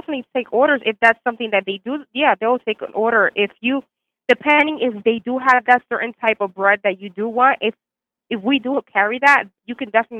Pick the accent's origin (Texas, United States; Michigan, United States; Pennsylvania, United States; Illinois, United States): Pennsylvania, United States; Reading; I'm from here, actually.